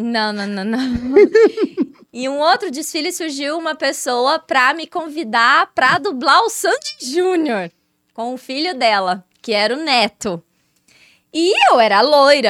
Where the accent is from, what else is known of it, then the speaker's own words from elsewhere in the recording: Ribeirão Preto, São Paulo, Brazil; Eu sou de Ribeirão Preto